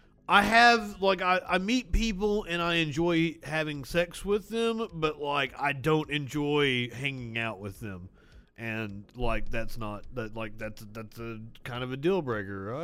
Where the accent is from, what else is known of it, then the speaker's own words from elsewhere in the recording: Kentucky, United States; I'm from Kentucky.